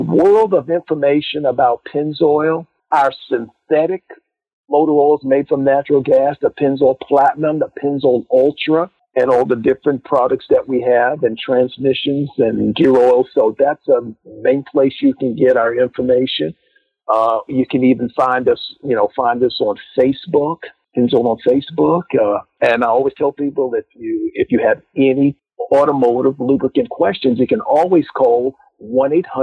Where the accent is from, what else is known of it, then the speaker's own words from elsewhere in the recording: Virginia, United States; where I grew up at in Virginia